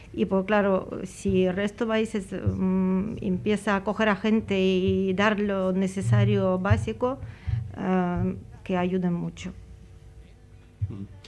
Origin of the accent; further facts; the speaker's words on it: Ukraine; Spanish is a second language; now in Spain; soy ucraniana, que vivo muchos años ya aquí